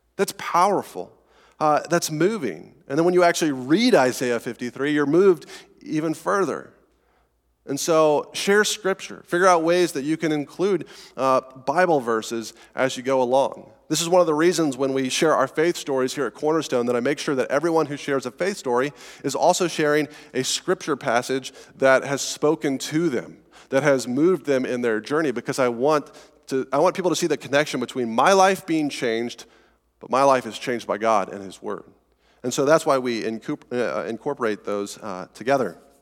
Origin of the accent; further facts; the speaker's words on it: Colorado, United States; accent: Colorado; my weird Colorado accent